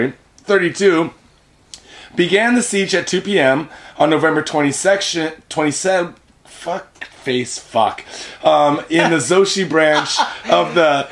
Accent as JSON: {"language": "English", "country": "United States", "moved": "yes", "lives_now": "Japan", "said": "back home meaning in America, we're from the States"}